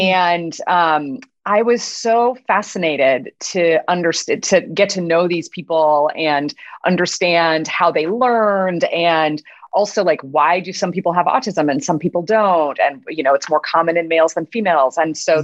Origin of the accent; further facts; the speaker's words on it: Midwest, United States; I grew up in the Midwest and I was a gay teenager in a, you know, pretty conservative